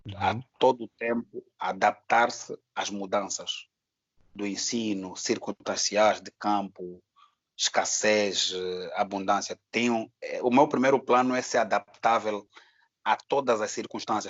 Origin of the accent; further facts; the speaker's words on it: Angola; Eu sou angolano